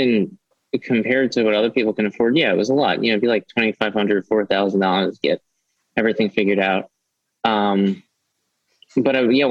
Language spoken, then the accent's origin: English; New York City, New York, United States; growing up in New York City